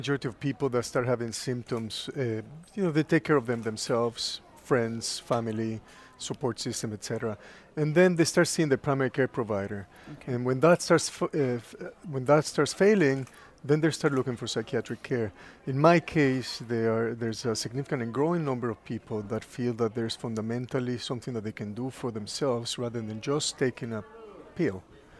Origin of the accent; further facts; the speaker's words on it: Mexico City, Mexico; Mexico City, yes.